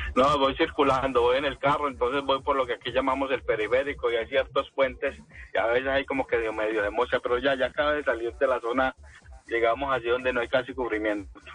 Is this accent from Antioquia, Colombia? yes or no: no; Cartago, Valle del Cauca, Colombia; moved away as an adult; now in Paris, France; De Cartago, en el Valle del Cauca